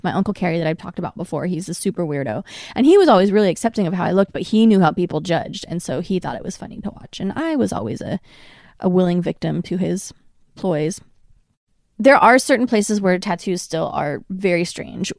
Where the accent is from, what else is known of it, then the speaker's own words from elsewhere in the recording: Portland, Oregon, United States; now in Los Angeles, United States; I was raised in Portland, which is a very liberal, open-minded city